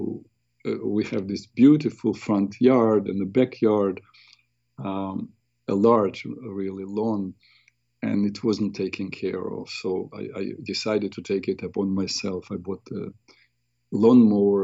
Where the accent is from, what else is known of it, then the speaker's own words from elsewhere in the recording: Ukraine; moved away; We're both from Ukraine